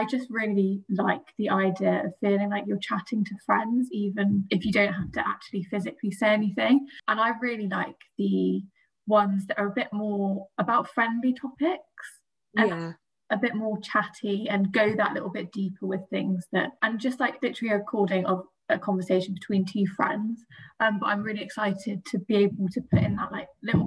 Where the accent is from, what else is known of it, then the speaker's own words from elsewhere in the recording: Cheltenham, South West England, United Kingdom; I'm 24, I'm from Cheltenham